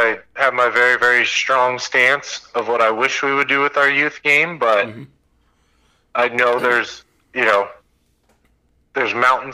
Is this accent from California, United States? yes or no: yes; California, United States; moved away as an adult; also born or lived in Iowa; I'm a Californian